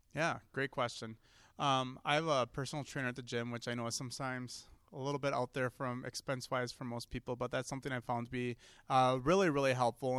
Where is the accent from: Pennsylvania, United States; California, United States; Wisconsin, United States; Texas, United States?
Wisconsin, United States; Seymour; I'm a fairly local kid. I grew up in Seymour